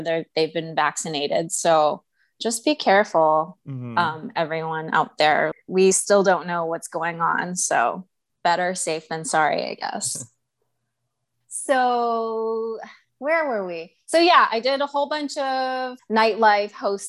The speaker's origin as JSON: {"language": "English", "town": "Tucson", "region": "Arizona", "country": "United States", "tie": "born or raised there", "moved": "yes", "lives_now": "New York, United States", "said": "I grew up in Tucson, Arizona."}